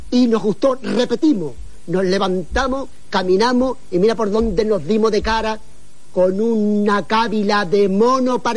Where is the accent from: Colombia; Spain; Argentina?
Spain; Andalusia; Yo soy andaluz y ando a pila, las dos cosas.